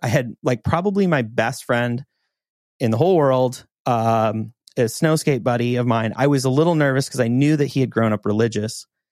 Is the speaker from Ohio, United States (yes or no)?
no; Montana, United States; moved away; growing up in Montana